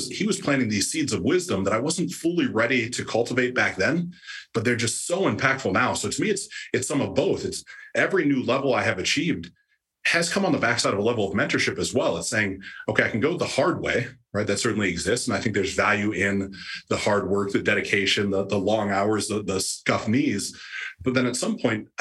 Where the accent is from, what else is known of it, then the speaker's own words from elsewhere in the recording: Ohio, United States; the town I grew up in Ohio